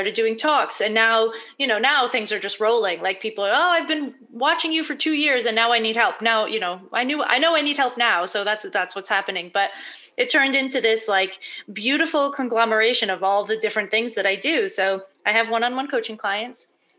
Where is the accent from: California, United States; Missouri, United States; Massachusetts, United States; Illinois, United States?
Massachusetts, United States; also born or lived in Prague; now in New Jersey, United States; I'm from Massachusetts, but I got to New Jersey, back to the US.